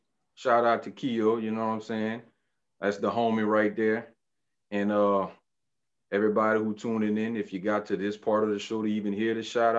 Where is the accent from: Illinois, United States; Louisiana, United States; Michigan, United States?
Louisiana, United States; Lafayette; We are the hub city of Louisiana, which is right. Lafayette.